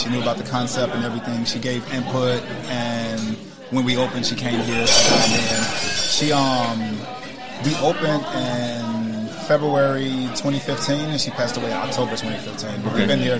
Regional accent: Chicago, Illinois, United States; I was born and raised here in Chicago.

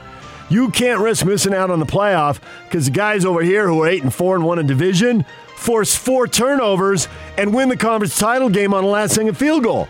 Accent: San Diego, California, United States; I'm a kid growing up in San Diego.

